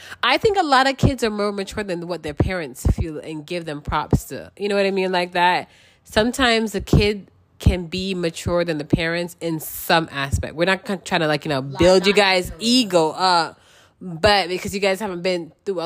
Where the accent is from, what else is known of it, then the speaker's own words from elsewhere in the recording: Jamaica; growing up in Jamaica